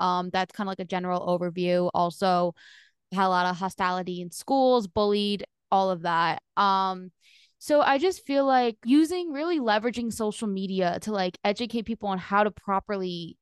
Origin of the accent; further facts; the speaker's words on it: New Jersey, United States; now in Florida, United States; I'm originally from New Jersey